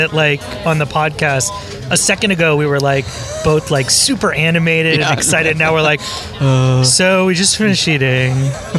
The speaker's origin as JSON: {"language": "English", "town": "Miami", "region": "Florida", "country": "United States", "tie": "born or raised there", "said": "I grew up in Miami"}